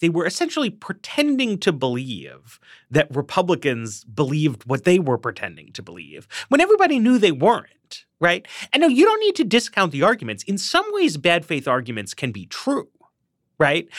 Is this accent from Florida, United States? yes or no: no; New York, United States; now in Washington, D.C., United States; I grew up in Manhattan.